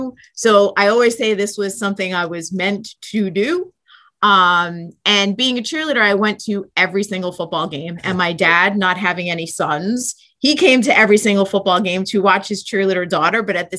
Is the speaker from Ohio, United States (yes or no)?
no; Flushing, New York, United States; So it's a part of Queens. And I grew up in a very small house in Queens, went to Catholic grammar school, went on to a Catholic high school named St. Francis Prep.